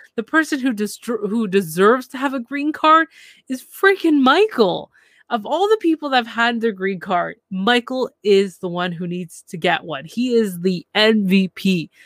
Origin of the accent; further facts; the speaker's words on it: Canada; I'm from Canada